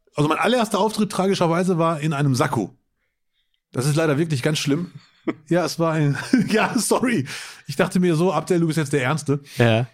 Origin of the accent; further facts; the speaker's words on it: Bielefeld, North Rhine-Westphalia, Germany; now in Duisburg, Germany; Als Bielefelder